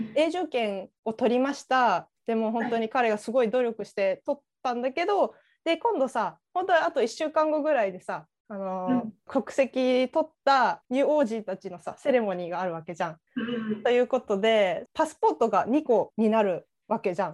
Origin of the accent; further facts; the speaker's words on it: Chiba, Japan; moved away; 実家千葉だから、じゃあ千葉出身